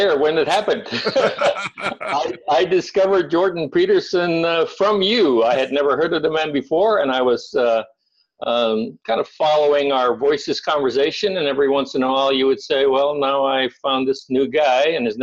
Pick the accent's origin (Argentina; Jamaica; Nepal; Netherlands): Netherlands; moved away as an adult; I was born and raised in Holland. I lived there for the first 18 years of my life, and I'm very Dutch.